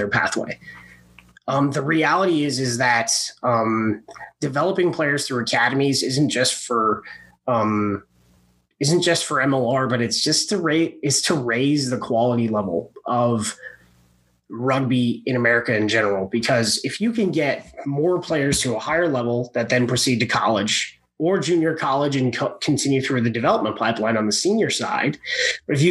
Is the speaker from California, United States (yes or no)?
yes; California, United States; now in Arizona, United States; I grew up in California